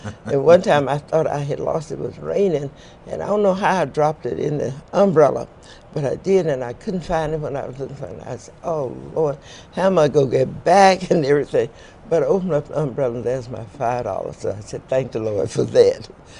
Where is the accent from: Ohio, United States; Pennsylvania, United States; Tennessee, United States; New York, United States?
Tennessee, United States; Franklin; I was born here in Williamson County, actually out on Lewisburg Avenue, and that's where my grandparents lived, and because my mama lived out there too. And after my grandfather died, we moved into town.